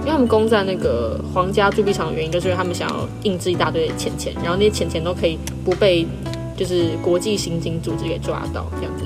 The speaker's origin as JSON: {"language": "Chinese", "country": "Taiwan", "said": "我自己本整个人就是有一点就是台湾，然后也有一点，就是我从小是吃双语长大的"}